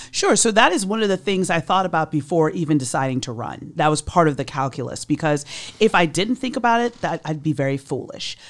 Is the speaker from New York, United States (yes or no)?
yes; New York, United States; moved away as an adult; now in Miami, United States; I was born and raised in New York. I came down here in nineteen ninety-seven to work for the state attorney's office.